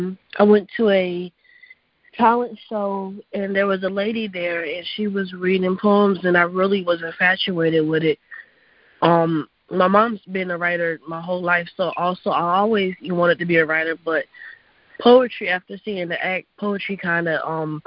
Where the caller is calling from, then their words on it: Raleigh, North Carolina, United States; I'm calling from Raleigh, North Carolina.